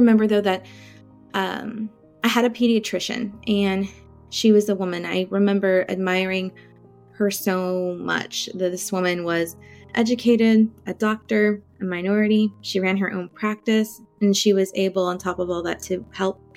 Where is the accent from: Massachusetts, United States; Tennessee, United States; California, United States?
California, United States; Central Valley of; I grew up in Central Valley of California and still here, actually